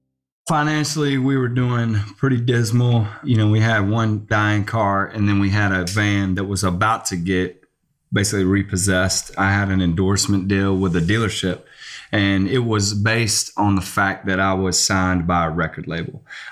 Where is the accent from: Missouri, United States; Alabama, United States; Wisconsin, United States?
Alabama, United States; Mobile; now in Nashville, United States; I grew up in Mobile